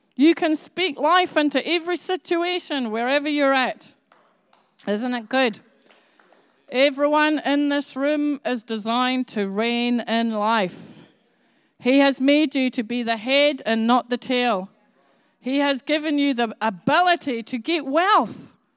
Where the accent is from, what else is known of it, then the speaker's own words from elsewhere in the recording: Edinburgh, Scotland, United Kingdom; I grew up in Edinburgh, and the nearest city to me was called Glasgow.